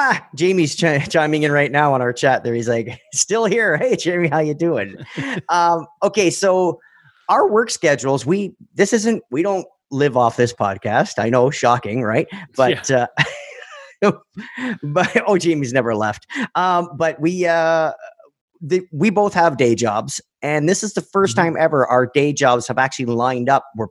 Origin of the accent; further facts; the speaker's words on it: Canada; Roman and I, just being Canadian